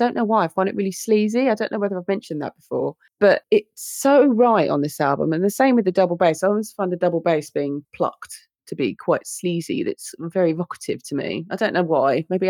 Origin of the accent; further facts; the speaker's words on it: United Kingdom; Being British is a ride.